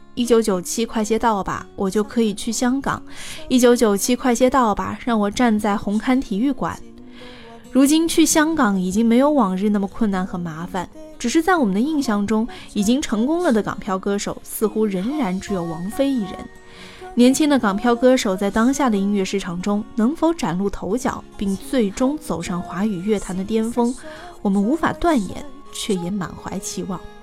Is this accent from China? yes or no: yes; Hangzhou, Zhejiang, China; moved away as an adult; now in Hong Kong, China; 我是杭州人，同属江南嘛